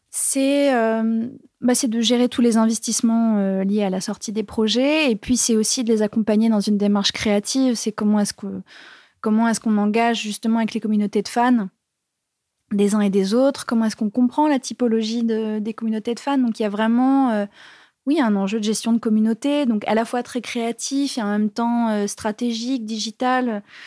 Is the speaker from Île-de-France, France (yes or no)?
no; Bourges, Centre-Val de Loire, France; je viens de Bourges